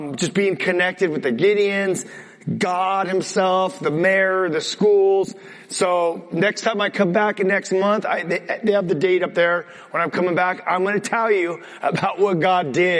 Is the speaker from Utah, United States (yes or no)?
no; California, United States; I'm a Californian